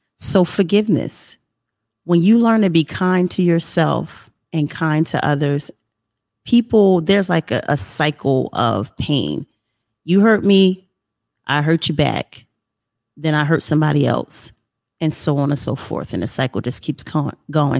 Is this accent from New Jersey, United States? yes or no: yes; Trenton, New Jersey, United States; moved away as an adult; now in South Carolina, United States; I'm from Trenton, New Jersey, which is a you know inner city area in New Jersey, and there was a lot going on. I grew up in the 80s and the 90s